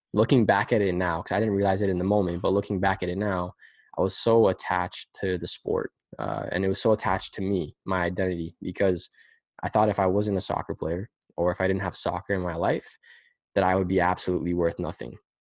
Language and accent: English; Pickering, Ontario, Canada; we're from Pickering